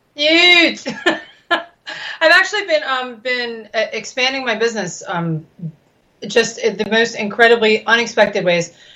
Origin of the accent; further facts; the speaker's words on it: United States; I'm an American